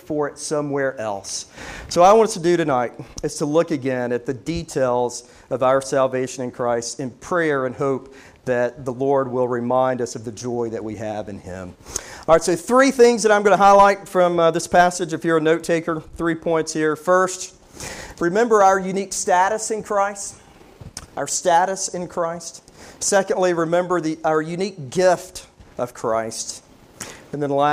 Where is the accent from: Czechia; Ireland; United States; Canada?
United States; Loudoun County, Virginia; Billy and I grew up in Loudoun together